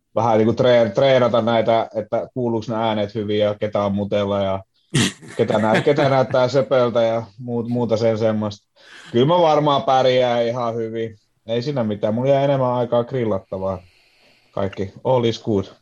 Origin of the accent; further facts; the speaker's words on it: Kajaani, Kainuu, Finland; now in Helsinki, Finland; mä oon Kajaanista